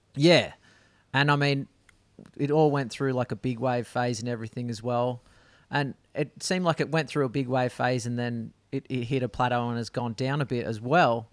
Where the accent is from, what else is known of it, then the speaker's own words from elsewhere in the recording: Perth, Western Australia, Australia; I grew up in a suburb called Greenwood.